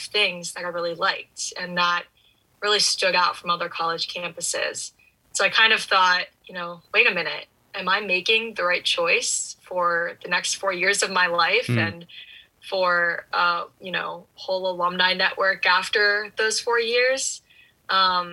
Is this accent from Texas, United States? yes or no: no; Columbus, Ohio, United States; moved away as an adult; I'm from Columbus, Ohio, so not too far away from Notre Dame